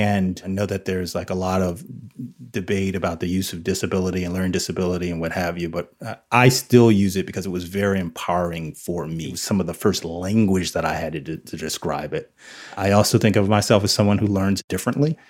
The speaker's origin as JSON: {"language": "English", "region": "New Jersey", "country": "United States", "tie": "born or raised there", "said": "I grew up in New Jersey"}